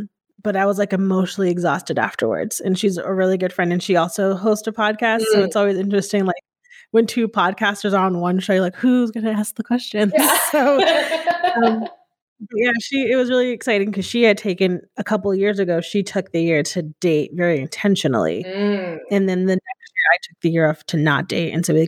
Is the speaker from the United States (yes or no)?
yes; Northeast, United States; so growing up in the Northeast, like, which I find very interesting, like in the South, it's like, you're just white, but people in the Northeast, it's like very much a melting pot.